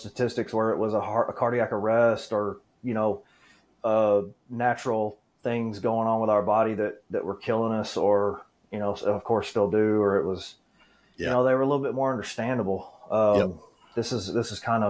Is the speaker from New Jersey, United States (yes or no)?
no; Dallas, Texas, United States; I was born here in Texas, Dallas. I've been born and raised in the DFW Metroplex all of my life.